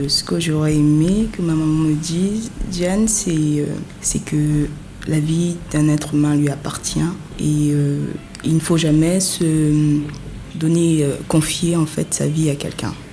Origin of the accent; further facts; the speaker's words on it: Yaoundé, Centre, Cameroon; moved away as an adult; now in Douala, Cameroon; je suis née à Yaoundé, j'ai grandi à Yaoundé jusqu'à un certain âge, avant de continuer mes études et tout, et maintenant de m'installer à Douala